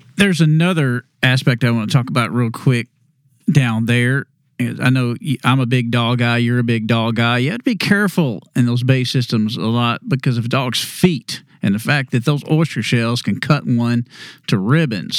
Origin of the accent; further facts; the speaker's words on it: Texas, United States; When I was growing up in Texas